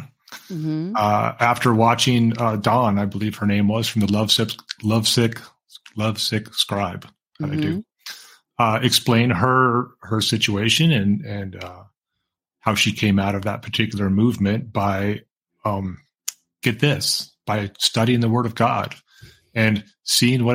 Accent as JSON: {"language": "English", "town": "Huntington Beach", "region": "California", "country": "United States", "tie": "born or raised there", "said": "I was born in Huntington Beach."}